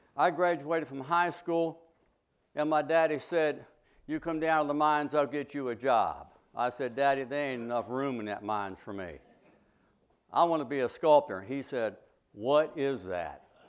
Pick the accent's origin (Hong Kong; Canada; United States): United States; Preston County, West Virginia; When I was a young boy growing up in the Hollows of West Virginia